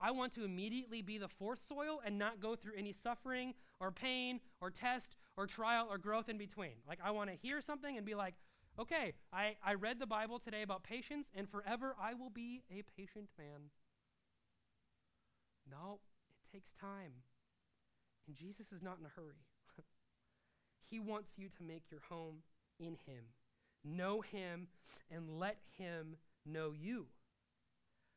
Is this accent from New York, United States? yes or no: no; Nebraska, United States; I'm from Nebraska, I never lived on a farm